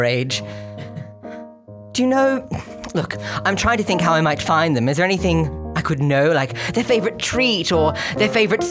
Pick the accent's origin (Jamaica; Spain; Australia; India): Australia; South Yarra, Victoria; When I was a little girl growing up in South Yarra, I went to get my dinner and I went, where's it, mother?